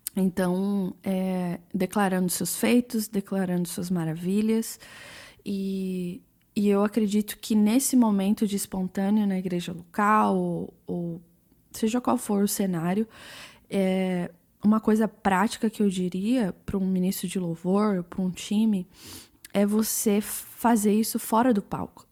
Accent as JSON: {"language": "Portuguese", "region": "London", "country": "United Kingdom", "tie": "born or raised there", "also_born_or_lived": "Brazil / Kansas City, United States", "moved": "as an adult", "said": "eu nasci no Brasil, saí do Brasil com sete anos, é, morei na Inglaterra, em Londres, por 16 anos."}